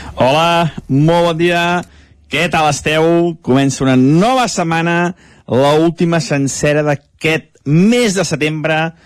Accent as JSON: {"language": "Catalan", "town": "Sant Feliu de Codines", "region": "Catalonia", "country": "Spain", "said": "Sant Feliu Codines, el meu poble"}